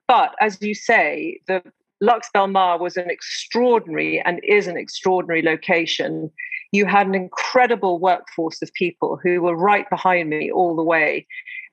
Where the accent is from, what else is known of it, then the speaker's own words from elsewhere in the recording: South Africa; now in London, United Kingdom; you being South African like I am